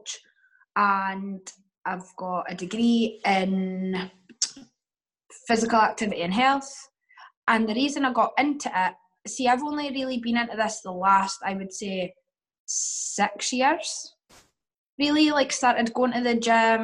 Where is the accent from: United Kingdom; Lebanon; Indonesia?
United Kingdom; Dundee, Scotland; accent: Scottish; I'm from Dundee, which is like really small city.